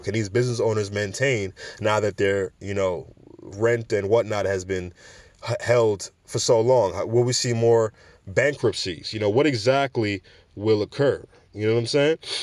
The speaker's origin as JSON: {"language": "English", "town": "New York City", "region": "New York", "country": "United States", "said": "I'm a New Yorker"}